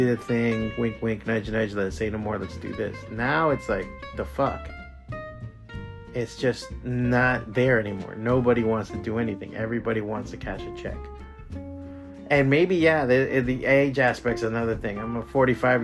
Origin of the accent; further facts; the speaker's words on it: Miami, Florida, United States; moved away as an adult; this is my hometown. This is where I grew up.